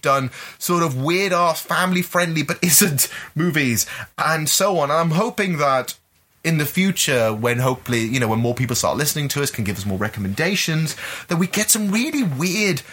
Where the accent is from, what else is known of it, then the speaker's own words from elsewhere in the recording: Gibraltar; I'm from Gibraltar, born and bred